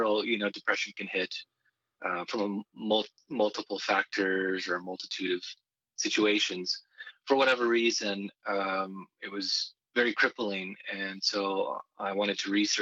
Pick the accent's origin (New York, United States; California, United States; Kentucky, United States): California, United States; Southern; also born or lived in Los Angeles; I was born in Southern California. My dad is Latino from Mexico. We do have some indigenous roots, but not in what you would consider the United States of America. It's more to Mexico. Growing up in Southern California